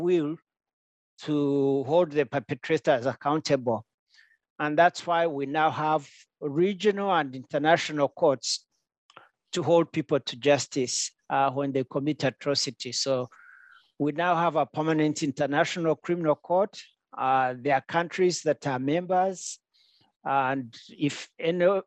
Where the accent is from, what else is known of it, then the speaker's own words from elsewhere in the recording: Rwanda; now in Olney, United States; I'm from Rwanda